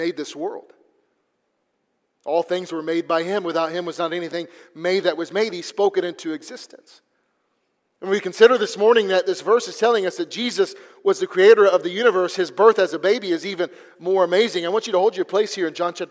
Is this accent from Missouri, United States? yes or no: yes; Missouri, United States; now in Texas, United States; the place I grew up there in Missouri